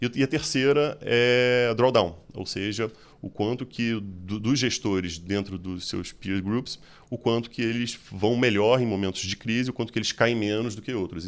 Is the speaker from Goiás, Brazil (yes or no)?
no; Rio de Janeiro, Brazil; accent: carioca; moved away as an adult; now in São Paulo, Brazil; talvez pelo sotaque, vocês percebem, sou carioca.